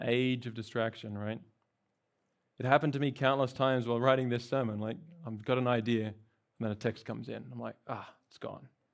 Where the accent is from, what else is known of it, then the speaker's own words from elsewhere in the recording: Australia; moved away as an adult; now in California, United States; I've, uh, not from here, I'm from Australia. I've been in California for about a year.